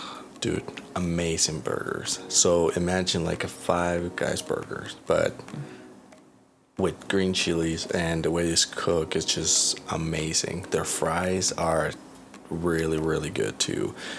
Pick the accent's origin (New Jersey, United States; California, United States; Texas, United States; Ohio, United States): California, United States; we're from California